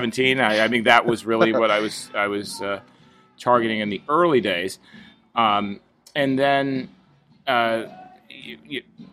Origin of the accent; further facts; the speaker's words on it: Orange, California, United States; also born or lived in Newport Beach, California / Washington, D.C.; raised in Orange, grew up there.